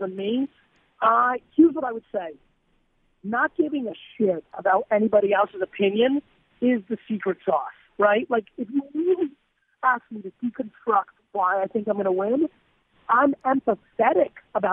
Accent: New Jersey, United States; I grew up in Jersey.

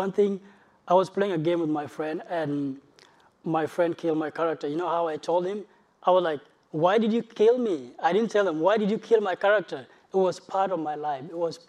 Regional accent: South Sudan; moved away; I'm from South Sudan, it's a country that is ripped by civil war.

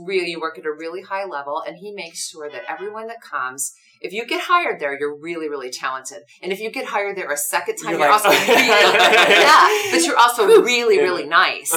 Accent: Evansville, Indiana, United States; moved away; I grew up in Evansville, Indiana, which is in the southwest corner of Indiana

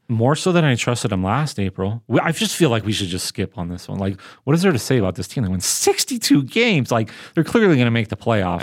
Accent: Southern California, United States; Growing up in Southern California

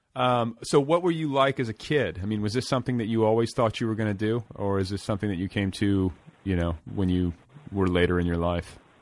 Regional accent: Milwaukee, Wisconsin, United States; I was born in Milwaukee

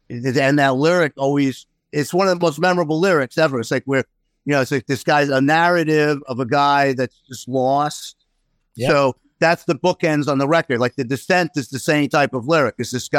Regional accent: Queens, New York, United States; where we move is not too far from where I grew up in Queens.

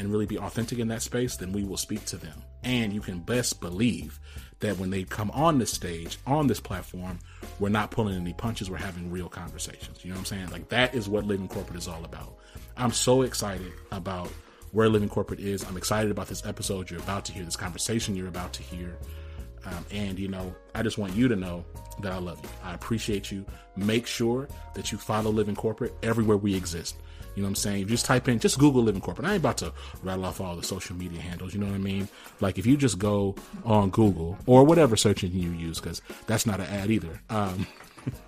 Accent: Rome, Georgia, United States; I was born in Rome, Georgia.

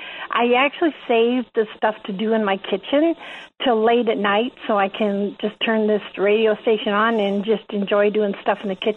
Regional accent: Canada; moved away; also born or lived in Illinois, United States; See, I lived in the United States for 31 years. I'm Canadian, but I lived down there for 31 years. And I lived in central Illinois is where I lived.

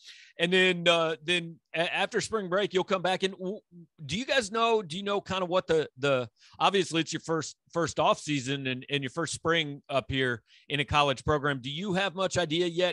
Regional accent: Kansas City, United States; I grew up in Kansas City

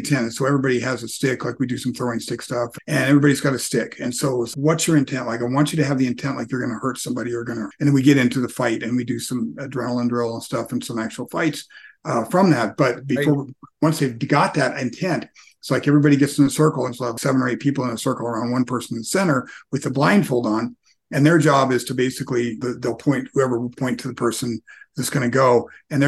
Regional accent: United States; growing up as American in a first world environment

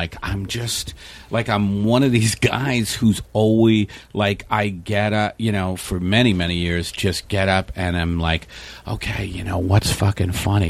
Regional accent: New York City, New York, United States; I grew up in Staten Island, a very working class family.

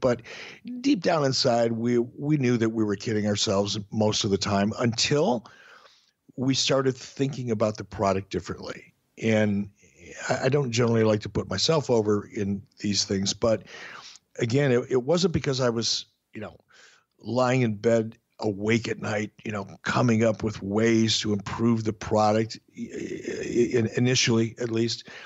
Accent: Detroit, Michigan, United States; moved away; also born or lived in Minneapolis, Minnesota; growing up in Detroit.

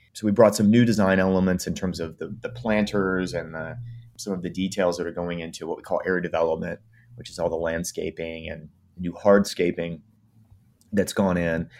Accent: East Coast, United States; Well, I grew up on the East Coast

